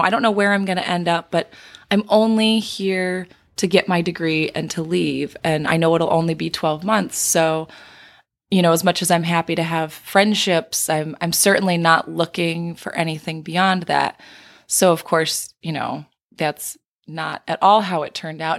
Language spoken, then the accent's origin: English; Indiana, United States; moved away as an adult; also born or lived in California / Michigan; I grew up in Indiana, but I had spent two years working out in California.